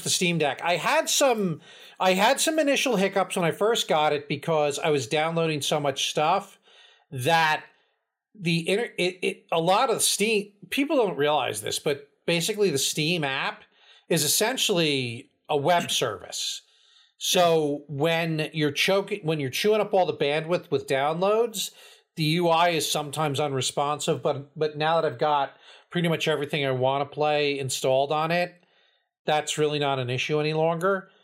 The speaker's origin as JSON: {"language": "English", "region": "New Jersey", "country": "United States", "accent": "Jersey", "said": "we're from Jersey."}